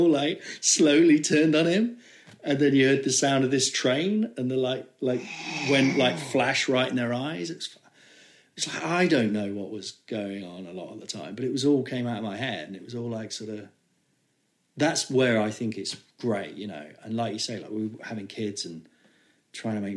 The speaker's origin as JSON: {"language": "English", "town": "Nottingham", "region": "East Midlands", "country": "United Kingdom", "said": "I was from Nottingham"}